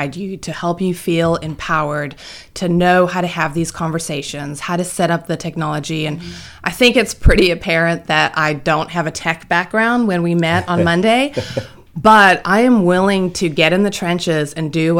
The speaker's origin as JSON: {"language": "English", "country": "South Africa", "moved": "as an adult", "said": "I am from South Africa, so sound a little weird."}